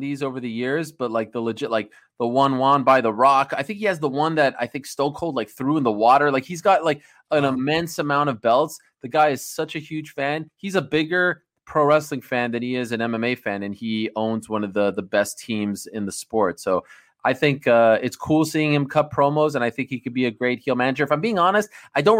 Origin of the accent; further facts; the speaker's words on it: Montreal, Quebec, Canada; I'm from Montreal